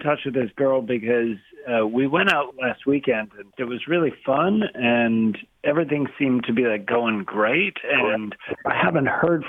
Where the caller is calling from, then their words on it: Beavercreek, Ohio, United States; I'm calling from Beaver Creek.